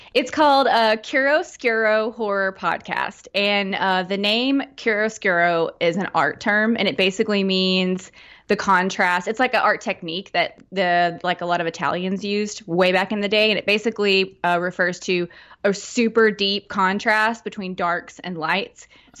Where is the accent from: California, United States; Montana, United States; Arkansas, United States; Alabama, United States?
Arkansas, United States; Fort Smith; now in Conway, United States; I grew up in Fort Smith area.